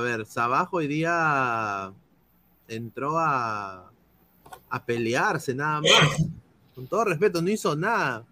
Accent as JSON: {"language": "Spanish", "country": "Peru", "said": "somos peruanos"}